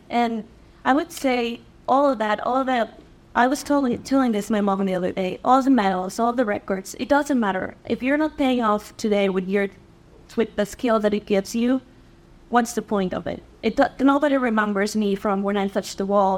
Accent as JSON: {"language": "English", "region": "Mexico City", "country": "Mexico", "tie": "born or raised there", "moved": "as an adult", "lives_now": "United States", "said": "I was born and raised in Mexico City, came back here uh, 2010 on a swimming scholarship"}